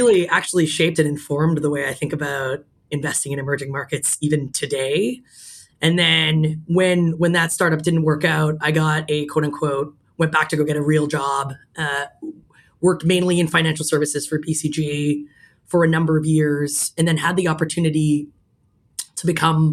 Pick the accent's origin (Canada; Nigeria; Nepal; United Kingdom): Canada; Toronto, Ontario; now in New York, United States; I'm from Toronto originally. That's where I grew up